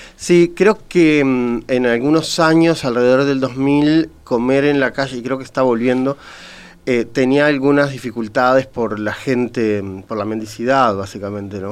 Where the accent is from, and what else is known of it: Uruguay